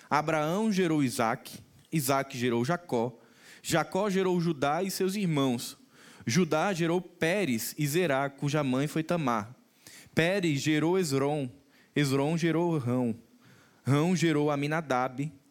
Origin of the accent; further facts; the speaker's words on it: Macaíba, Rio Grande do Norte, Brazil; Se eu fosse agora de manhã, lá em Macaíba, que é a cidade que eu nasci e me criei